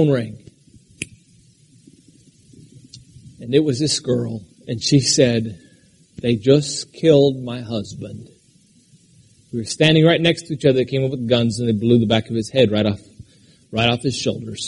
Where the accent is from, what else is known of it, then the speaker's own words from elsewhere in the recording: Alaska, United States; moved away; I grew up in Alaska where we were taught not to cry